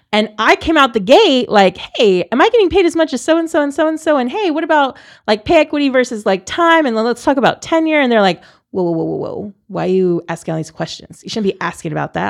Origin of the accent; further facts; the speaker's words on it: San Antonio, Texas, United States; moved away as an adult; also born or lived in Columbus, Ohio; I'm born and raised in San Antonio